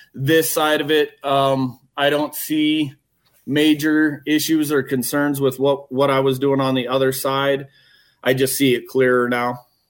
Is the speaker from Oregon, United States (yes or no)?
no; Douglas, Wyoming, United States; growing up in Douglas and and the Casper area